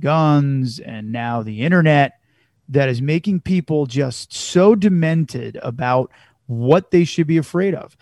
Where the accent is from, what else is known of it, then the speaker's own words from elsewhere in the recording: Chicago, Illinois, United States; we're from Chicago or we're from that area.